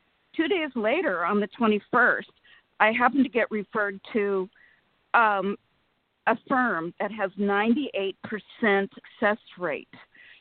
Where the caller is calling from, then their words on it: Sacramento, California, United States; Sacramento, California.